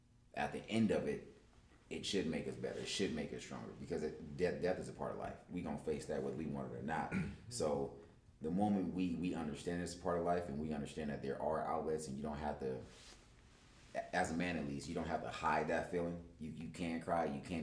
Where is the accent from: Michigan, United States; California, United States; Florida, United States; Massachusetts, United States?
California, United States; Los Angeles; especially as men growing up in South Central, we're taught to be tough.